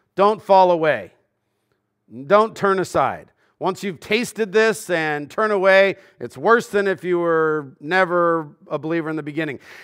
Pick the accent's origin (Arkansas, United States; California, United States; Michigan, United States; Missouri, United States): California, United States; Southern; growing up in Southern California